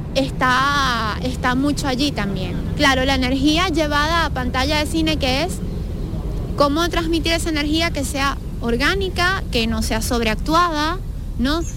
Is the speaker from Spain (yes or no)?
no; Venezuela; yo soy venezolana